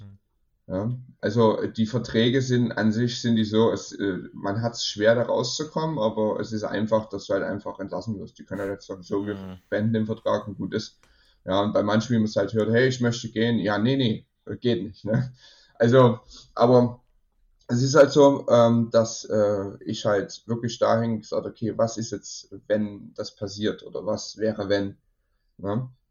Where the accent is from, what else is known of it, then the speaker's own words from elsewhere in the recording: Germany; ich komme aus Deutschland